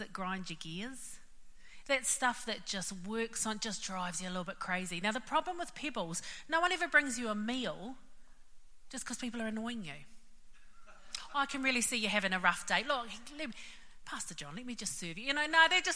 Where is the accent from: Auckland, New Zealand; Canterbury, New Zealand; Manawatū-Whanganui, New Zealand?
Auckland, New Zealand; I'm from West Auckland and this would be us